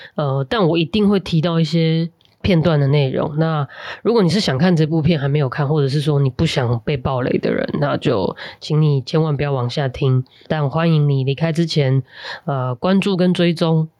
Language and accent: Chinese; Tainan, Taiwan; 我成长在台南还有东帝市百货的那个年代